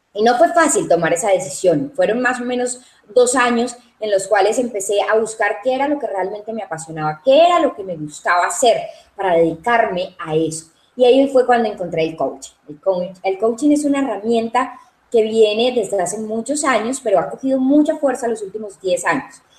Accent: Cali, Valle del Cauca, Colombia; also born or lived in Medellín, Colombia; realmente nací en la ciudad de Medellín, soy paisa, lo llevo en la sangre, pero Cali es la ciudad que me acogió desde muy pequeña

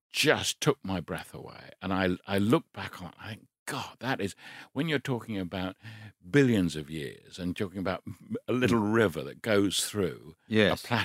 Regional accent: United Kingdom; I'm British

